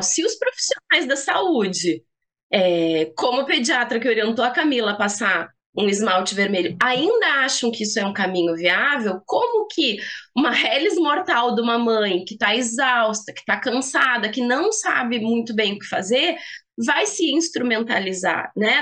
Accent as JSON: {"language": "Portuguese", "region": "Rio Grande do Sul", "country": "Brazil", "said": "como boa gaúcha"}